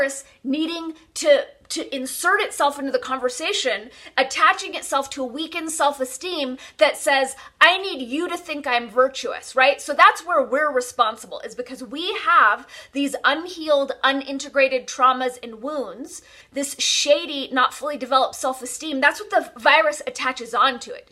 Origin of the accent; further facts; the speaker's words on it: California, United States; I'm born and raised in California